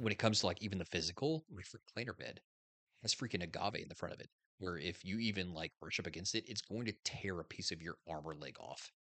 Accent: Indiana, United States; moved away; I grew up in Indiana

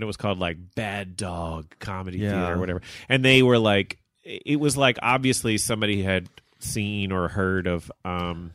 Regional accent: Palestine, Texas, United States; moved away; I was born in a town called Palestine, Texas

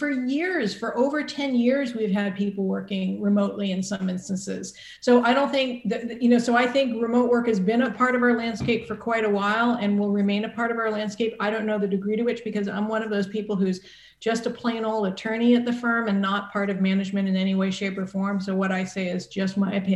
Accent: Boston suburbs, Massachusetts, United States; moved away as an adult; now in Santa Barbara, United States; I, like you, am from Massachusetts, the Commonwealth of Massachusetts, but I'm from the Boston suburbs. And my family's still back there

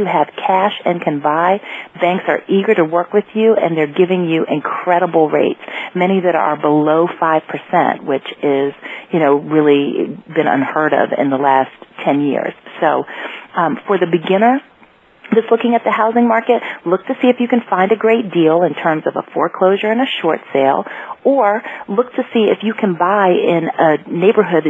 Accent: Washington, District of Columbia, United States; I'm from the Washington, D.C. area

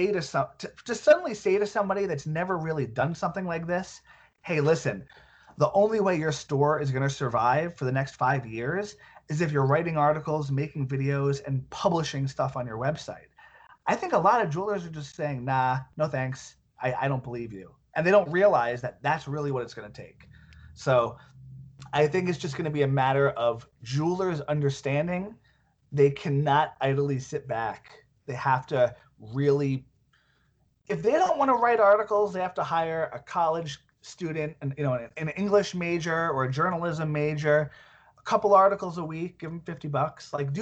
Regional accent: Centurion, Gauteng, South Africa; I'm from Centurion.

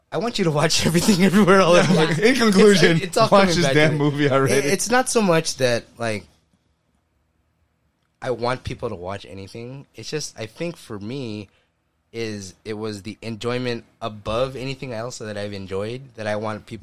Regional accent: Philippines; do you automatically have to watch this movie because we're Filipino?

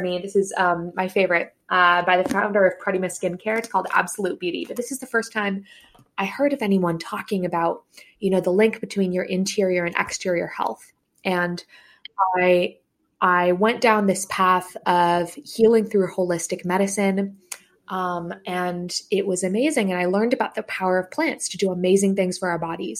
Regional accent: San Francisco Bay Area, California, United States; I grew up in the SF Bay Area

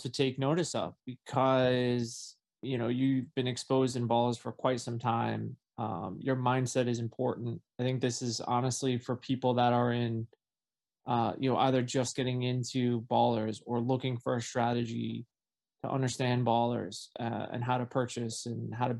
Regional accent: Connecticut, United States; I'm from Connecticut.

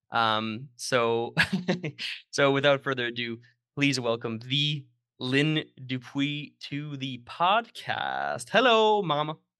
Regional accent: Sudbury, Ontario, Canada; moved away; my hometown, uh, Sudbury, Ontario

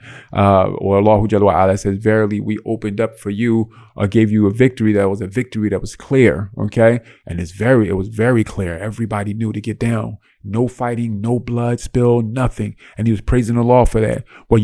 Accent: United States; I'm raised American

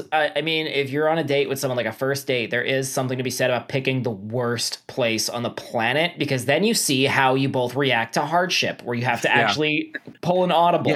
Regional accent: New York, United States; I'm a New Yorker.

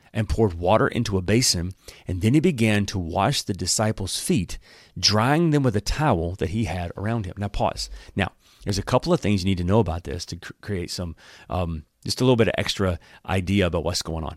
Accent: Alabama, United States; I'm from Alabama

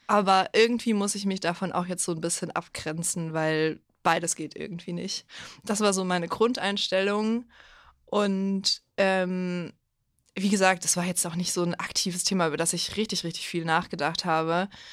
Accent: Bavaria, Germany; Ich komme aus Bayern

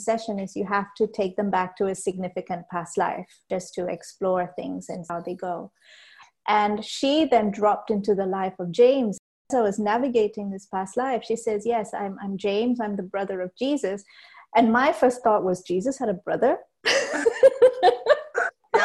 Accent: Malaysia; So I was actually born and raised in Malaysia. We're of Sri Lankan descent

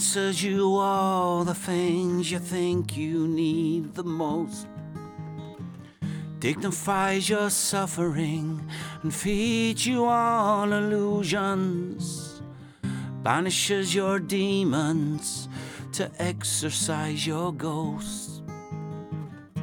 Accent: Devizes, South West England, United Kingdom; So Devizes, born and bred.

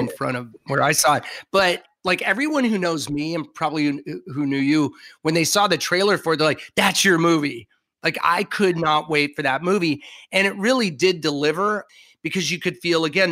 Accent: Southern California, United States; I grew up in Southern California

